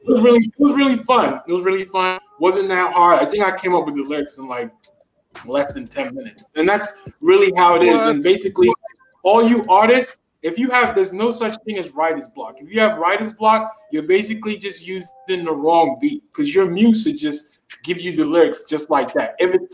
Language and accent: English; Silver Spring, Maryland, United States; also born or lived in Washington, D.C.; now in Miami, United States; I'm from Washington, D.C., Silver Spring, Maryland, now living in Miami